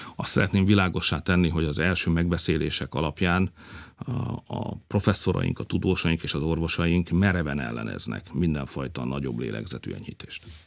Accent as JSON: {"language": "Hungarian", "country": "Hungary", "said": "mi magyarok vagyunk, meg keresztények"}